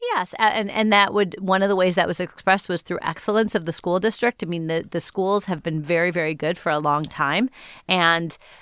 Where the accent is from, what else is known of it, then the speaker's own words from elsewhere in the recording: Shaker Heights, Ohio, United States; moved away; growing up in Shaker Heights was a special place to be